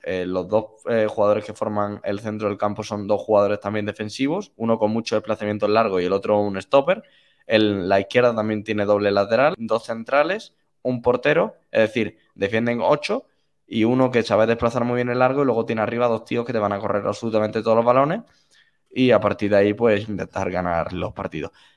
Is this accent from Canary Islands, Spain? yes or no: no; Madrid, Community of Madrid, Spain; soy madrileño